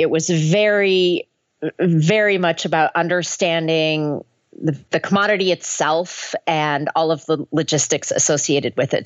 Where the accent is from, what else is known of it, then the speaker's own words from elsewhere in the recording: Minnesota, United States; I grew up in Minnesota went to the University of Minnesota